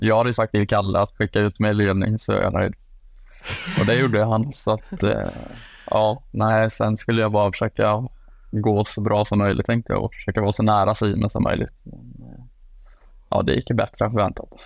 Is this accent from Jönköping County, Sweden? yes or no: yes; Jönköping, Jönköping County, Sweden; moved away; also born or lived in Falun; hemma i Jönköping